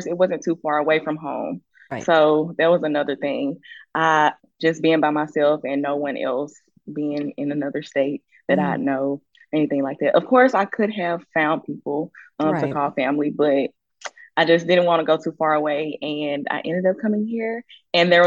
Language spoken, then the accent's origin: English; Clinton, Mississippi, United States; moved away; also born or lived in Alabama; I'm from Jackson, Mississippi, but I am from Clinton, Mississippi.